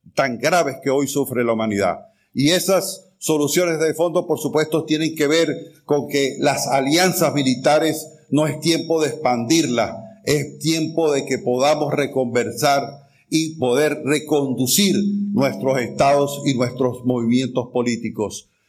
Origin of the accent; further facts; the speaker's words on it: Venezuela; Yo soy venezolano